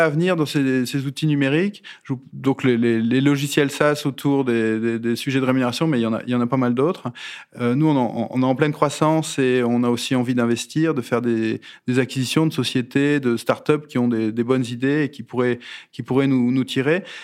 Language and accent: French; the North, Hauts-de-France, France; moved away as an adult; now in Rueil-Malmaison, France; je suis du Nord